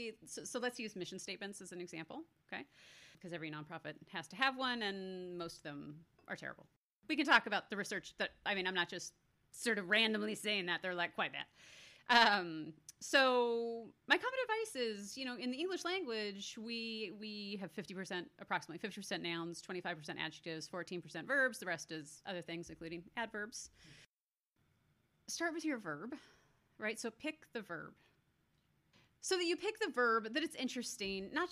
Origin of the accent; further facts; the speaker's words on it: Canada; I was born in Canada